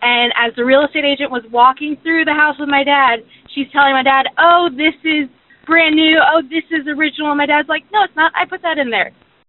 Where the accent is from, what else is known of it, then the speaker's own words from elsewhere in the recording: Florida, United States; now in Lawrenceville, Georgia, United States; but I grew up in Florida